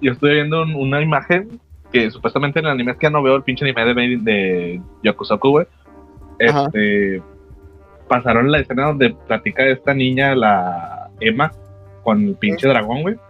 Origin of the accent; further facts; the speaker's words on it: Monterrey, Nuevo León, Mexico; somos de Monterrey